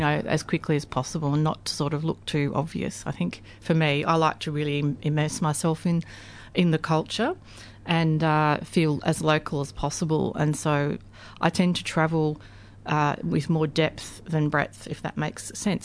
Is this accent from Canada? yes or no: no; Australia